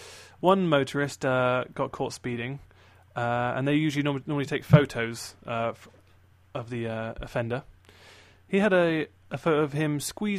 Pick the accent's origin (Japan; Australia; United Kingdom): Australia; I'm actually from Australia.